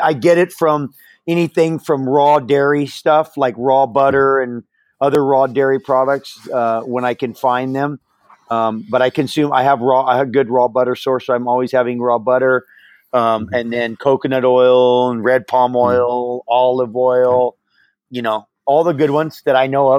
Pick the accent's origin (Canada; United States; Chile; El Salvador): United States; Hawaii; growing up in Hawaii